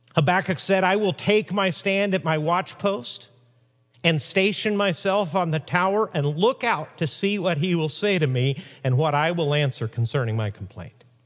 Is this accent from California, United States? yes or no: yes; Huntington Beach, California, United States; My hometown, Huntington Beach, California